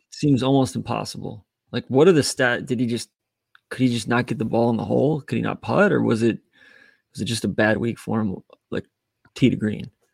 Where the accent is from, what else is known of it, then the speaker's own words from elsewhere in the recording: Atlanta, Georgia, United States; I grew up in Atlanta. We didn't really have parks.